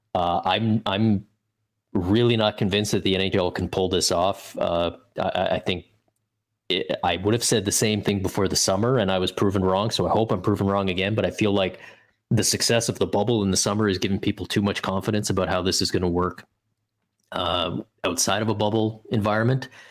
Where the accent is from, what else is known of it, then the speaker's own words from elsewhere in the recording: Canada; for me as a Canadian